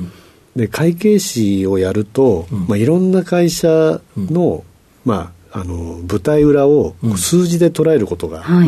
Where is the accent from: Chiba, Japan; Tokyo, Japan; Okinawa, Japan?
Chiba, Japan; Ichihara; 千葉県市原市ですね